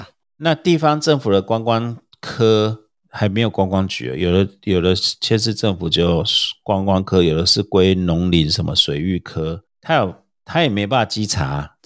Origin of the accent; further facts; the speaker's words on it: Taiwan; 我们台湾人